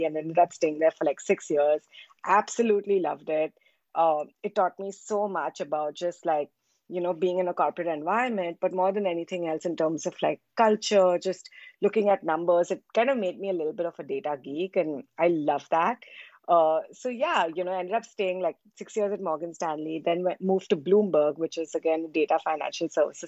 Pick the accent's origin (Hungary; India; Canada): India; born and raised in India.